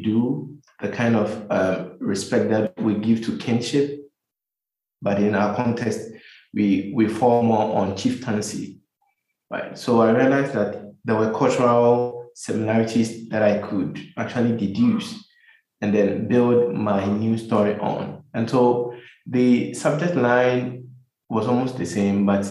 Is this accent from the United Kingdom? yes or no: no; Kumasi, Ashanti, Ghana; moved away as an adult; also born or lived in United States; now in Accra, Ghana; I grew up in Kumasi. For all my life, my education, everything was done in Kumasi, in the Ashanti region of Ghana